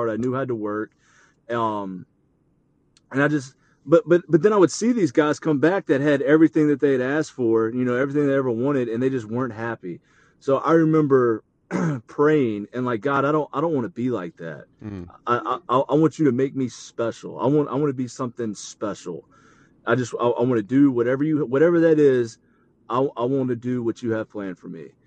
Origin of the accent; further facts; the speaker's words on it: the South, United States; well, no, like definitely growing up in the South, you know, you see tornadoes